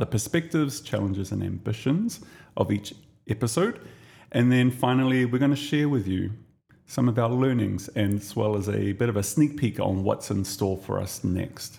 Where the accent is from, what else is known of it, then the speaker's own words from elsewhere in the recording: New Zealand; now in Dubai, United Arab Emirates; I'm Kiwi